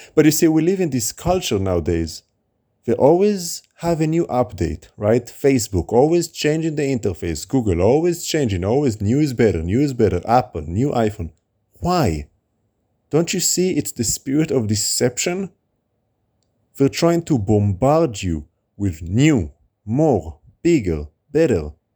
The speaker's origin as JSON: {"language": "English", "country": "Israel", "tie": "born or raised there", "also_born_or_lived": "United States", "moved": "yes", "said": "When I grew up in Israel, when I moved to America, and now back in Israel."}